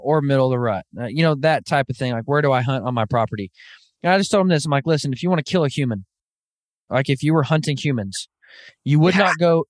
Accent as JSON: {"language": "English", "region": "Northwest Arkansas", "country": "United States", "tie": "born or raised there", "moved": "yes", "lives_now": "Kansas, United States", "said": "I actually grew up, born and raised in Northwest Arkansas"}